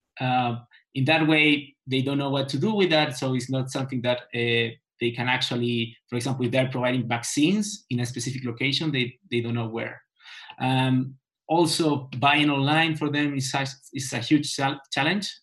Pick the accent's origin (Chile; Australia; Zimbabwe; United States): Chile; I'm from Chile